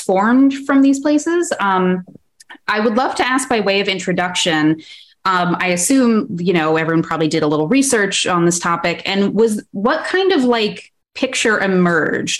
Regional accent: Sudbury, Massachusetts, United States; I grew up in Massachusetts

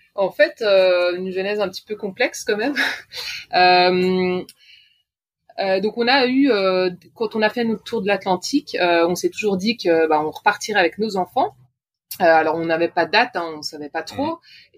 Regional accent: Switzerland; je suis suissesse

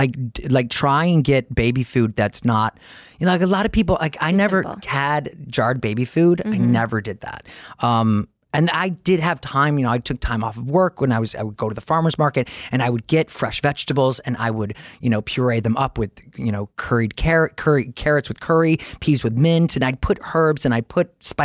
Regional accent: Detroit, Michigan, United States; now in New York, United States; I grew up in Detroit

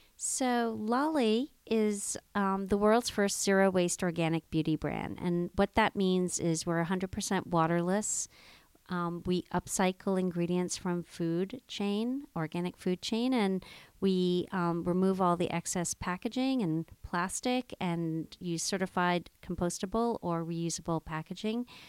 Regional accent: Jamaica; I grew up in Jamaica, West Indies, in the Blue Mountains

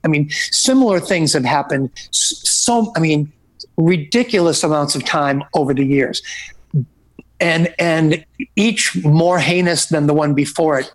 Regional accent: Oak Lawn, Illinois, United States; growing up in the Oaklawn uh, hometown area

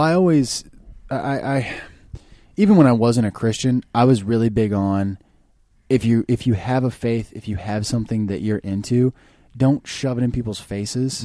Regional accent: Kansas City, Missouri, United States; moved away as an adult; now in Los Angeles, United States; I'm from Kansas City, Missouri originally

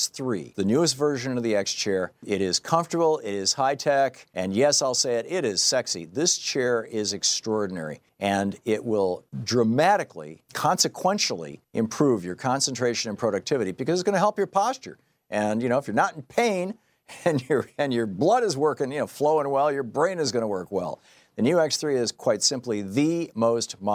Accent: Michigan, United States; moved away as an adult; he and I and my other two brothers, we grew up in Michigan. Throughout my childhood, from all the years that I lived in Michigan, from 1951 to 1978

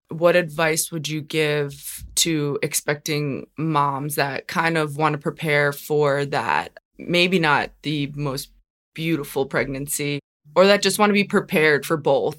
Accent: New York, United States; also born or lived in Long Island / Brooklyn; I'm from New York

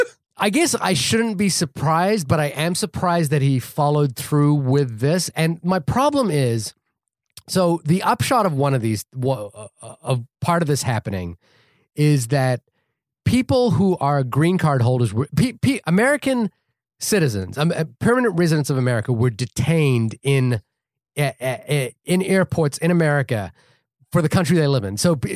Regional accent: New Zealand; now in United States; I'm also a green card holder. I'm from New Zealand, so I'm not on the list for what it's worth.

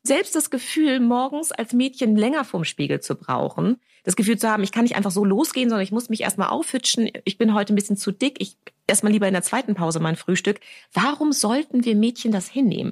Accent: Germany; also born or lived in London, United Kingdom; ich bin Deutsch-Britin

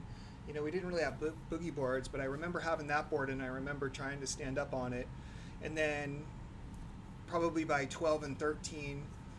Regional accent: New Hampshire, United States; So yeah, I grew up in New Hampshire. My daughter's fifth generation in our house, so nice. We have some Northeast roots.

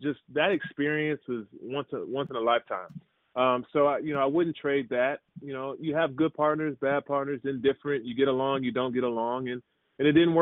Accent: Maryland, United States; also born or lived in Jerusalem, Israel; We grew up in Maryland

